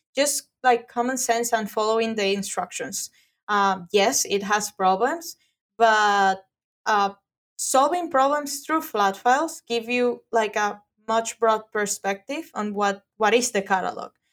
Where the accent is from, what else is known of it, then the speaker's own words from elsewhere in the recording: Venezuela; English is a second language; now in Florida, United States; I'm from Venezuela.